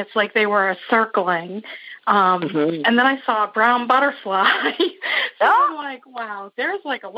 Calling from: Wiscasset, Maine, United States; I'm calling from Wiscasset, Maine.

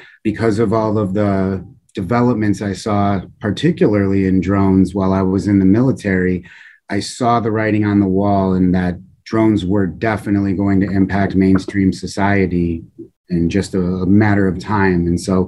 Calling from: Illinois, United States; I'm just outside of Chicago.

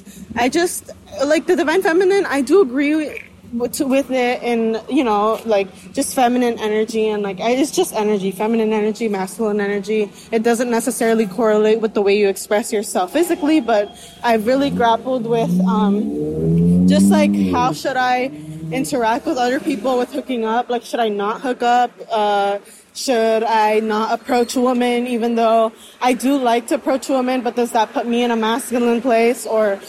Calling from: New York City, New York, United States; I'm tuning in from New York City as well.

